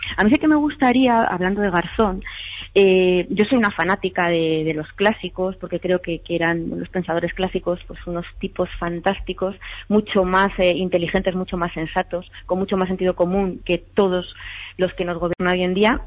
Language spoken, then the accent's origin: Spanish; Spain; como española